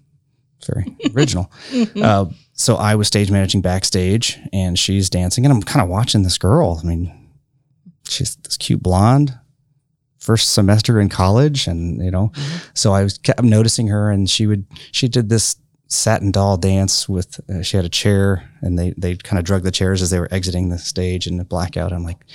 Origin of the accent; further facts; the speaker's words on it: Grant County, Indiana, United States; also born or lived in Chicago; I was born and raised here in Grant County. Went to Francis Slocum, McCullough, and the high school. And born and raised here.